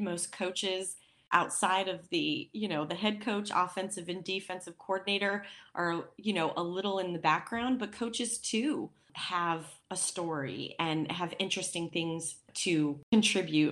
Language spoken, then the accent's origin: English; Wyoming, United States; as not only a Wyominite, being born and raised in Wyoming